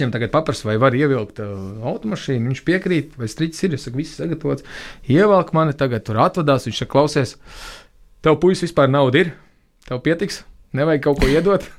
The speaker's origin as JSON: {"language": "Latvian", "town": "Tukums", "country": "Latvia", "said": "bet pilsēta no kurienes - tukums"}